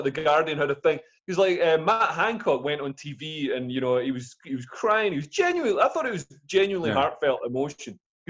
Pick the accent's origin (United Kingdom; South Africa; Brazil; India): United Kingdom; Scotland; I grew up in Scotland with English parents, so I've seen, you know, anti-English sentiment.